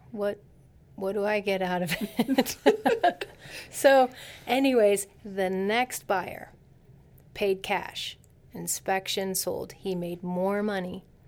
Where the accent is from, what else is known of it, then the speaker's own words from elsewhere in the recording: Silicon Valley, California, United States; I'm from Silicon Valley